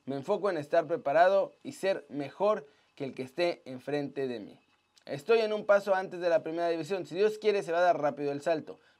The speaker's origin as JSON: {"language": "Spanish", "country": "Mexico", "tie": "born or raised there", "said": "La verdad es que toda mi vida viví en México. Mi corazón está ahí, mi familia vive allá, me siento mexicano"}